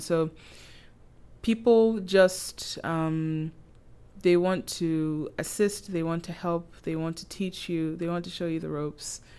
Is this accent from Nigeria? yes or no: yes; Nigeria; moved away as an adult; now in Prince Edward Island, Canada; I, I'm from Nigeria, and I've been in P E I for over seven years now.